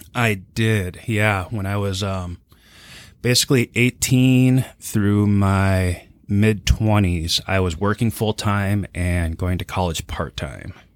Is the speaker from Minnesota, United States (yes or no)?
yes; New Hope, Minnesota, United States; I grew up in New Hope. Uh, it was right on the border of Plymouth.